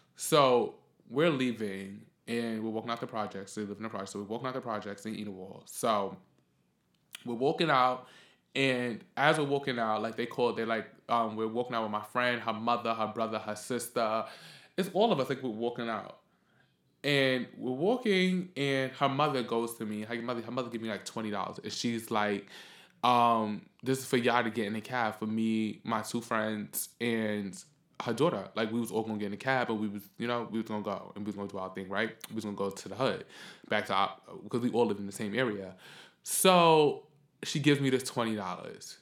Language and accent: English; New York City, New York, United States; we're from the Bronx